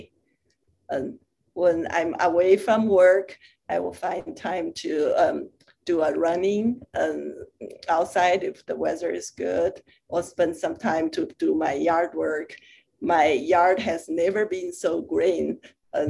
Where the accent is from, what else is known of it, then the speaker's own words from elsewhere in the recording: China; moved away as an adult; also born or lived in Europe; now in United States; I was born and raised in China, and I went to medical school in China, and from there went to graduate school in Europe, and then postdoc in the US and stayed since then.